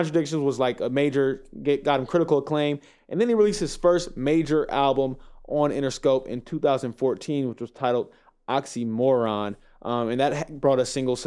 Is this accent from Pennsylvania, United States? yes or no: no; Inglewood, California, United States; also born or lived in South Central Los Angeles; I grew up in Inglewood and then moved to South Central, so I know about South Central